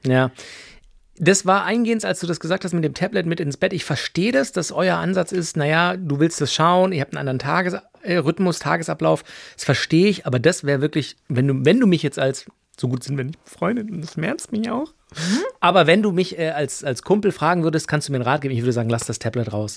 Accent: Germany; bei uns in Deutschland

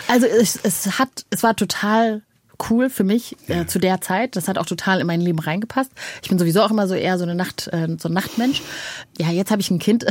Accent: North Rhine-Westphalia, Germany; also born or lived in Rwanda; ich bin äh, am Niederrhein groß geworden

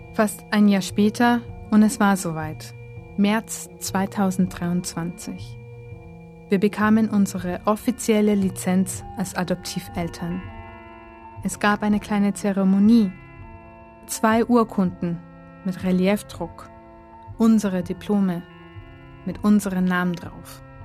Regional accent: Germany; now in Japan; Aus Deutschland

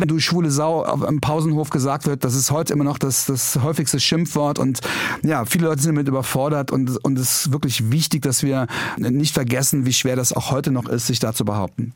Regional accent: Trier, Rhineland-Palatinate, Germany; moved away; ich komme aus Trier

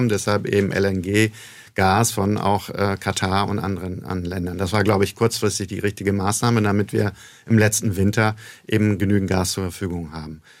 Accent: Bremen, Germany; moved away as an adult; also born or lived in United States; now in Mannheim, Germany; Norddeutschland, ich komme ursprünglich aus Bremen. Ähm, aber wie es gute Bremer Tradition ist, geht man in die Welt hinaus.

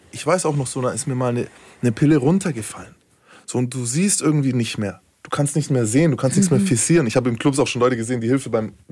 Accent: Berlin, Germany; Als Berliner weiß das auf jeden Fall.

